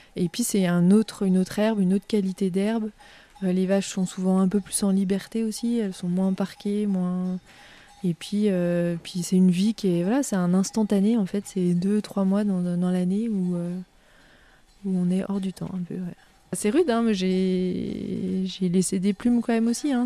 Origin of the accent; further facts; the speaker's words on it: Lake Annecy, Haute-Savoie, Auvergne-Rhône-Alpes, France; also born or lived in Grenoble; je suis née euh, au bord du lac d'Annecy, donc dans le département de la Haute-Savoie également. Euh, et donc, j'ai grandi euh, à Véry-du-Lac.